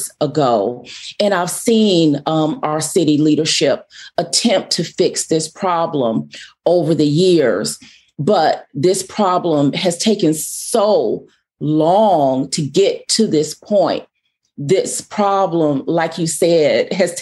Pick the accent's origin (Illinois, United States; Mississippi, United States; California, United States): Mississippi, United States; Jackson; I was born in Jackson in 1973. So, you know, my family is rooted here, and I've seen Jackson go through a lot of changes, and I've been very hopeful about Jackson growing up here and going to high school here